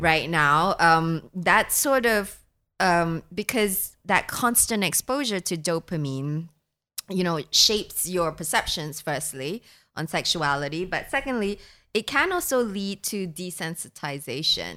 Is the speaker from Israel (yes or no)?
no; Singapore; I grew up in Singapore.